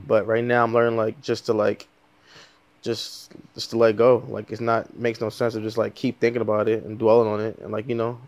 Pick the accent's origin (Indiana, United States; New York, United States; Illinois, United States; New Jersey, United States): New York, United States; New York City; moved away as an adult; now in Los Angeles, United States; all over, but mostly Far Rockaway